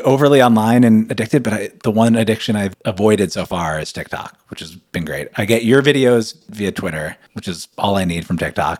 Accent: United States; now in New York, United States; I grew up playing ball in America

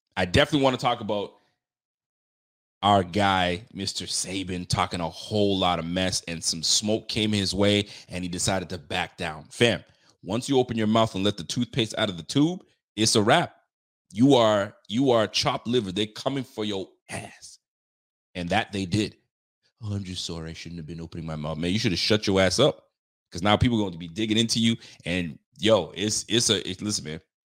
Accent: Canada; I'm Canadian

